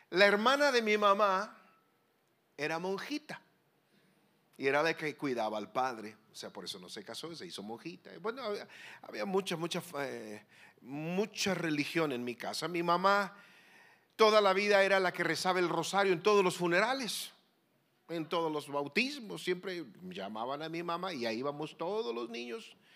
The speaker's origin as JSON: {"language": "Spanish", "region": "Querétaro", "country": "Mexico", "also_born_or_lived": "Mexicali", "said": "Soy, soy queretano. Mi madre, queretana."}